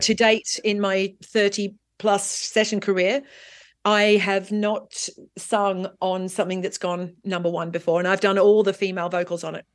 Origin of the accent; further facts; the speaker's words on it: Australia; also born or lived in London, United Kingdom; now in Marbella, Spain; as an Australian who grew up in the sunshine and beach culture